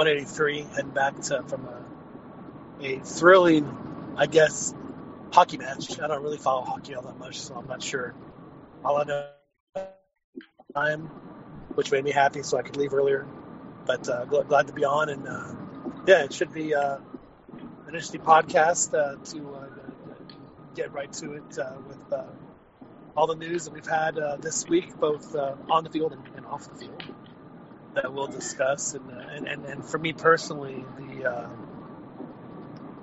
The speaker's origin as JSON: {"language": "English", "town": "Naucalpan", "region": "State of Mexico", "country": "Mexico", "tie": "born or raised there", "moved": "yes", "lives_now": "Austin, United States", "said": "I grew up in Lomas Hipódromo, and between us was Tecamachalco"}